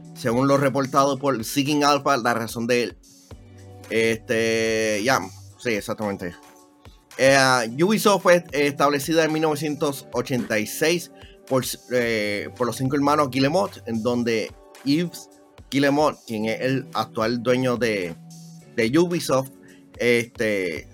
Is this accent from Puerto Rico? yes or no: yes; Puerto Rico; ser un boricua